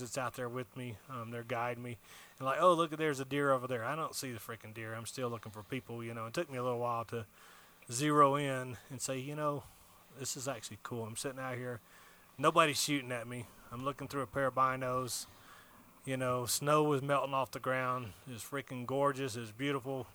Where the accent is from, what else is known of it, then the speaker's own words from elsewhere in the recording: Alabama, United States; moved away as an adult; now in Arizona, United States; I'm originally from Alabama